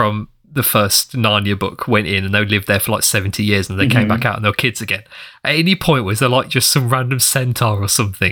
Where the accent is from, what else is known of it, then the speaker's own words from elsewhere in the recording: England, United Kingdom; We're English